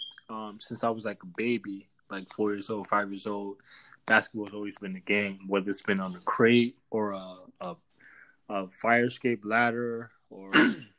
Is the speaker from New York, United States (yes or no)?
yes; New York City, New York, United States; moved away as an adult; now in Germany; I play professional basketball. I'm from Brooklyn, New York